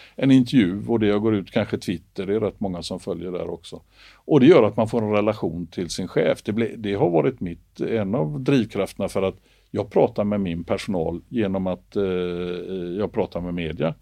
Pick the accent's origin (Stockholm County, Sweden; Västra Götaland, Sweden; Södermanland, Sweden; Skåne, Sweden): Västra Götaland, Sweden; Gothenburg; jag är uppväxt i Göteborg